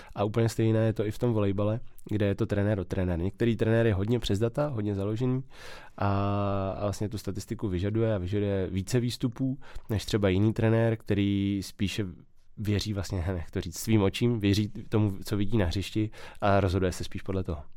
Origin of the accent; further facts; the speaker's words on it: České Budějovice, South Bohemian Region, Czechia; v Českých Budějovicích, odkud pocházím